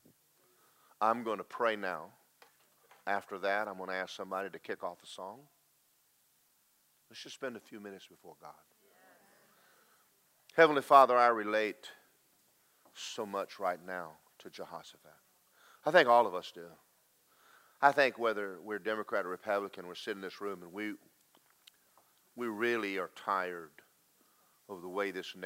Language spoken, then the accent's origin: English; United States; we as American Christians